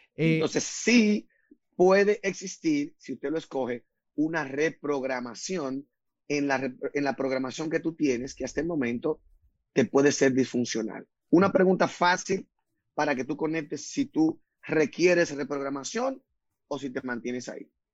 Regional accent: Dominican Republic; yo nací en la República Dominicana, del país donde me siento muy orgulloso.

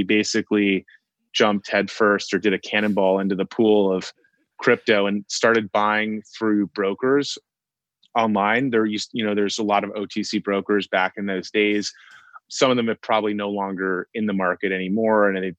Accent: Connecticut, United States; every single high school in the area in Connecticut where we grew up in Fairfield County has a girls and boys rowing team.

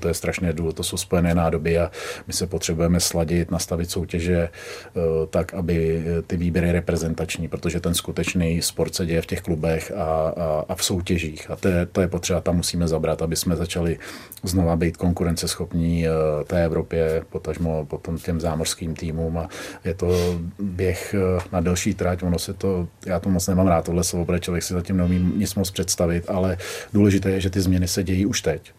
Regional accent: Litoměřice, Ústí nad Labem Region, Czechia; also born or lived in Kladno; já jsem z Litoměřic, což je na severu Čech

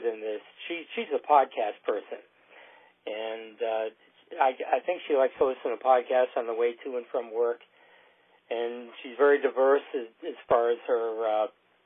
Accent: Southern Maryland, United States; we're from Southern Maryland, which means that we're south of Washington, D.C.

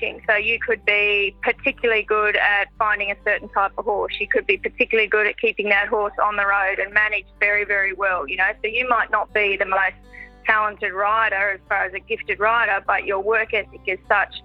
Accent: Bundaberg, Queensland, Australia; we grew up in Bundaberg in Queensland

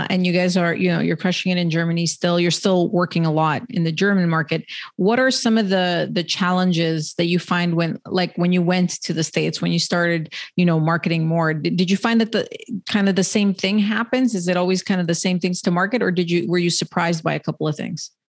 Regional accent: Canada; I'm Canadian

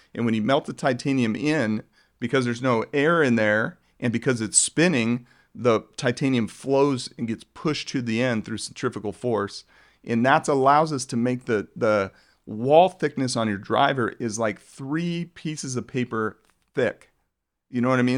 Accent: Globe, Arizona, United States; I grew up in Globe, Arizona, which is a mining town

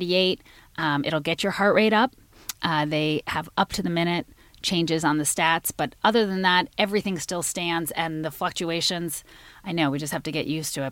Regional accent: Washington, District of Columbia, United States; shout out to my hometown

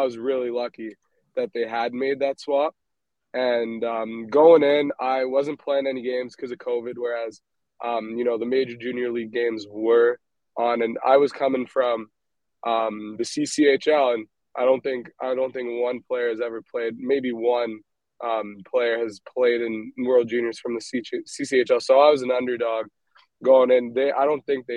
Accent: Montreal, Quebec, Canada; growing up in Montreal, growing up in Canada

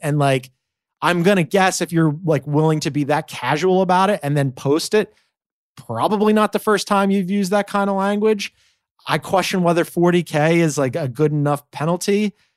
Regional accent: Philadelphia, Pennsylvania, United States; as a Philadelphian

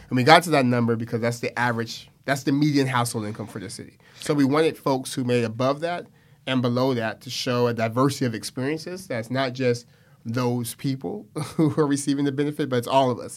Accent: Stockton, California, United States; born and raised in Stockton

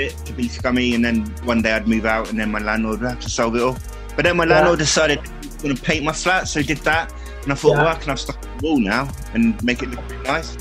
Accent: Cornwall, South West England, United Kingdom; We don't get that sort of thing in Cornwall. We're all Cornish.

